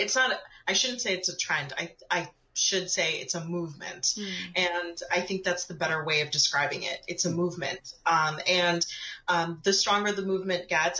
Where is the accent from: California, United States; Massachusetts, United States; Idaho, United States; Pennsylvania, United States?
Pennsylvania, United States; moved away as an adult; also born or lived in Edison, New Jersey; I grew up in Pennsylvania